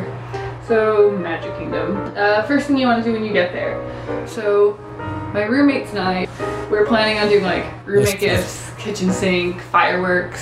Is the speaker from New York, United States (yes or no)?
yes; New York, United States; moved away as an adult; also born or lived in South Carolina; I go to school in South Carolina and I'm from New York